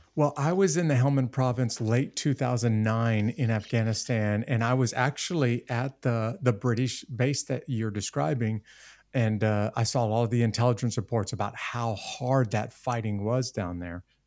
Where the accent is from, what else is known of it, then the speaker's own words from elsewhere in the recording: United States; an American citizen